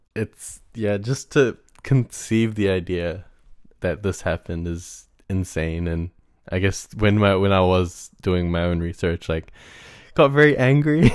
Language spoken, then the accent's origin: English; Auckland, New Zealand; in primary school, like, I went to a school in South Auckland